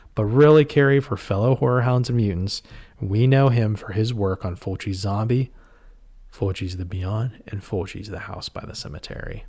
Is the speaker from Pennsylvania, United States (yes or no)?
yes; Pittsburgh, Pennsylvania, United States; we're from the Pittsburgh area, Western Pen-, Pennsylvania